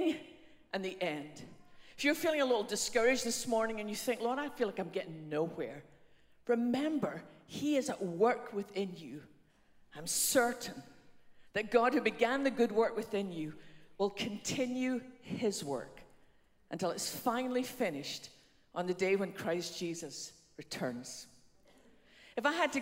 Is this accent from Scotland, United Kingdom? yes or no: yes; west coast of Scotland, United Kingdom; now in Dallas, United States; You've probably worked out by now by my funny accent that although we live in Dallas, I didn't start there. I was born on the west coast of Scotland in a small fishing village there